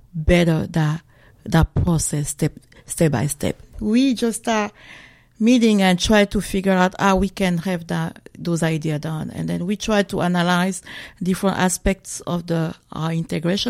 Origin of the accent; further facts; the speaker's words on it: DR Congo; moved away as an adult; now in Maine, United States; originally from the Congo, DRC Congo. So I have lived in the USA for 23 years and 9 years in Maine.